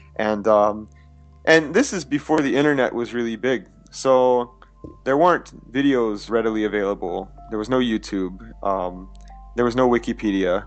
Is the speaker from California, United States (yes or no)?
no; Louisiana, United States; moved away as an adult; now in Tokyo, Japan; we were really poor in Louisiana. It's the state I grew up in.